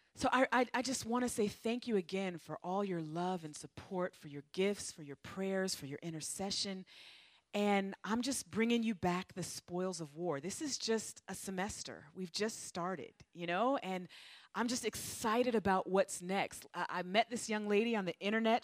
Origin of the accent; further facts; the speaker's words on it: United States; moved away; me being an American